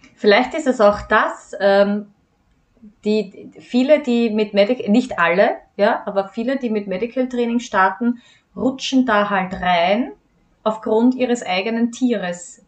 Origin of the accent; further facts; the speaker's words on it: Austria; ich als Hundefriseurin hier bei uns in Österreich ähm, eine von wenigen bin